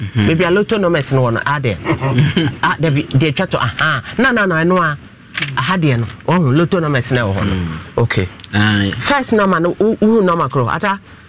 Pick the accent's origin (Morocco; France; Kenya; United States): Kenya; Because I am a Kenyan queen mother.